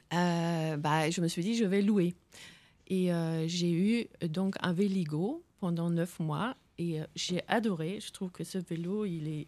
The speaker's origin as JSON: {"language": "French", "area": "west coast on the North Sea", "region": "West Jutland", "country": "Denmark", "said": "là d'où je viens, c'est vraiment c'est la côte ouest balayée par les vents de la mer du Nord"}